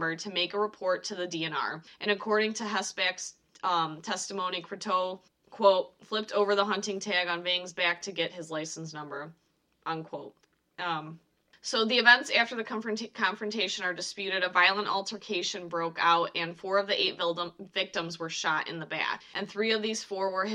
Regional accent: Michigan, United States; accent: Midwestern; we're from Michigan now

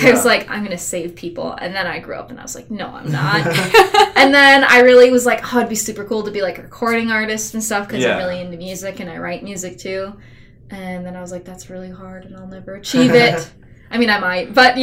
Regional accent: United States; Monticello is like 25 minutes away from like my hometown

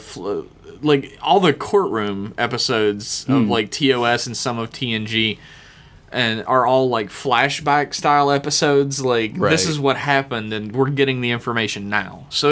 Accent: United States; We're from America

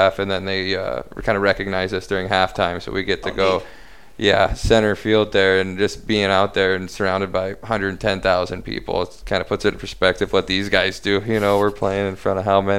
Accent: near Youngstown, Ohio, United States; playing 3 years in Youngstown, which again is, like you were saying, really close to where I was born, actually, like 3 miles from where I was born.

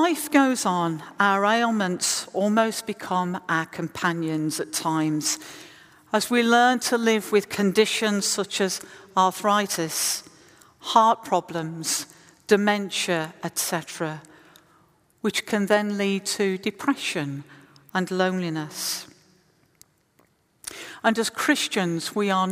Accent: West Midlands, United Kingdom; moved away; I was in the West Midlands, my hometown

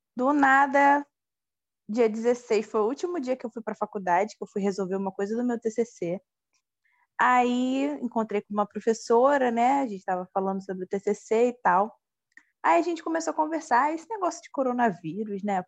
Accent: Nilópolis, Rio de Janeiro, Brazil; eu sou de Nilópolis, né, da Baixada Fluminense

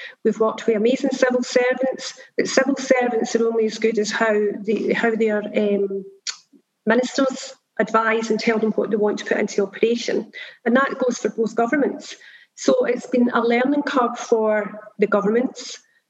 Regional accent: Belfast, Northern Ireland, United Kingdom; I mean, I was brought up in the same postcode area as the Halo site, which is a deprived postcode area. So for us, it's about how do we roll that brand out in Belfast?

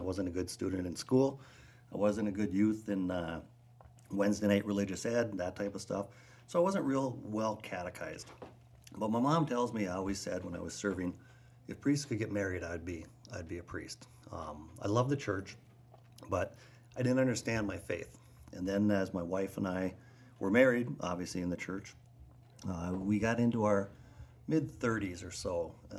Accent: Duluth, Minnesota, United States; I was born and raised in Duluth. Grew up in West Duluth. St. James was my home parish. Went to Denfeld.

